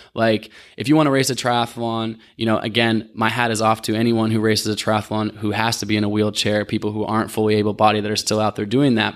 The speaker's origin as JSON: {"language": "English", "town": "Portland", "region": "Oregon", "country": "United States", "tie": "born or raised there", "also_born_or_lived": "Olympia, Washington", "said": "I grew up in Portland, Oregon"}